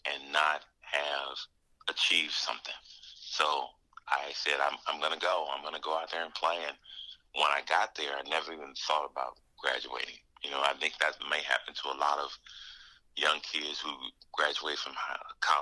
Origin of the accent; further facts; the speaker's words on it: Los Angeles, California, United States; now in Ohio, United States; I grew up in Los Angeles